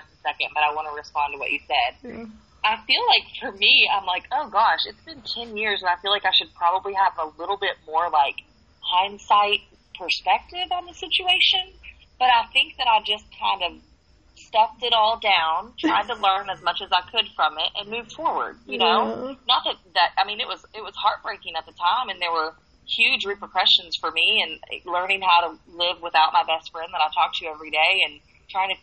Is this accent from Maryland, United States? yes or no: no; Kentucky, United States; now in Atlanta, United States; I'm still trying to, like, pretend like I'm a city girl, but I'm really from Kentucky